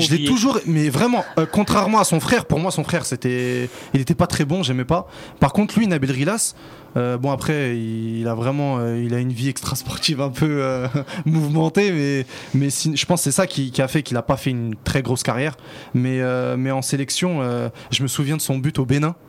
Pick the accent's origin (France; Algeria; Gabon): Algeria; Constantine Province; chez nous à Constantine